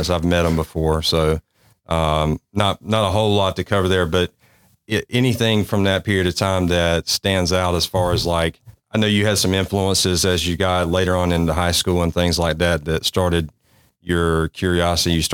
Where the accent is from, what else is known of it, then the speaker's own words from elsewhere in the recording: Kinston, North Carolina, United States; I grew up in Kinston, not far from Jacksonville.